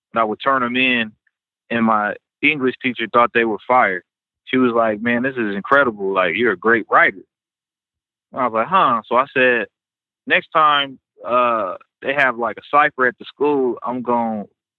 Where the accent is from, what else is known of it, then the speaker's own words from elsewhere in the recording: Kansas, United States; also born or lived in Kentucky / Memphis, Tennessee; So I was born in Kentucky, shot me back down to Memphis for a little bit where I got a little bit of schooling. But then he retired from the military and found out that it was cheap in Kansas. So I ended up being grown up here.